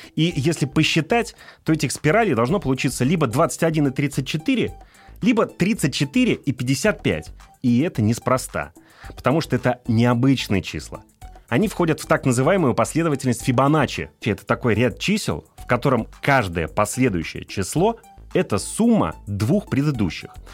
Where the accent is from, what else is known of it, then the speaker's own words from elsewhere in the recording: Ufa, Bashkortostan, Russia; я сам родом из Уфы, и у нас там есть знаменитый башкирский мед